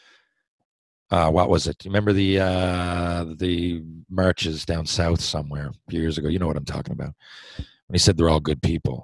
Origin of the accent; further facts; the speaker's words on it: Newfoundland and Labrador, Canada; when I grew up in Newfoundland